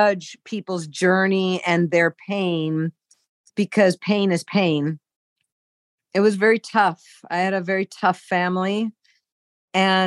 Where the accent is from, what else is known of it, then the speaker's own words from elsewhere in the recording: San Diego, California, United States; I was from San Diego